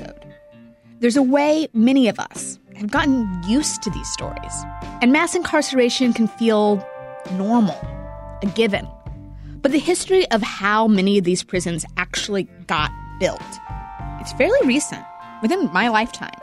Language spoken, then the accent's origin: English; Kansas City, Missouri, United States; I grew up in Kansas City in the 80s and 90s